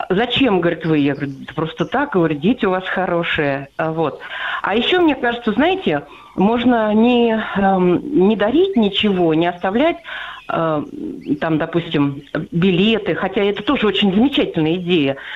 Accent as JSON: {"language": "Russian", "town": "Tula", "region": "Tula Oblast", "country": "Russia", "said": "я из Тулы."}